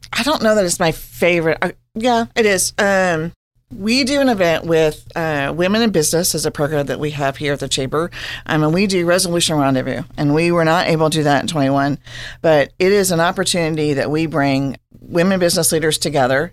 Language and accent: English; Hutchinson, Kansas, United States; now in Manhattan, United States; I am from Hutchinson, Kansas